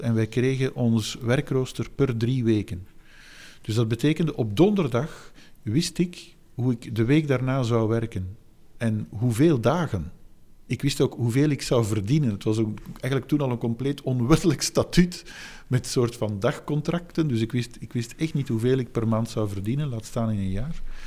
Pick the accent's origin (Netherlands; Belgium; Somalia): Belgium; Flanders; de plek waar ik geboren ben en het tijdstip waarop ik geboren ben. Dat is niet om, om vier uur, uh, heeft men mij later verteld, op, op een zondag. Eh, de plek namelijk Vlaanderen